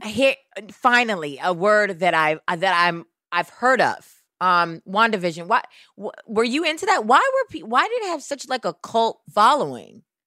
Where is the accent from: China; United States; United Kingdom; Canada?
United States; New York City, New York; I am a New Yorker